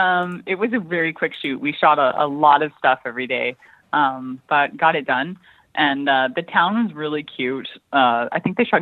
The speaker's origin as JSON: {"language": "English", "town": "White Rock", "region": "British Columbia", "country": "Canada", "tie": "born there", "also_born_or_lived": "Maui, United States", "said": "No, I was born in White Rock."}